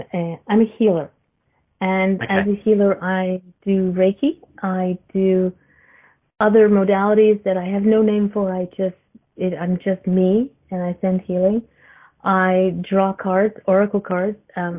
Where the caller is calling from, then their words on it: Canada; I'm from Canada.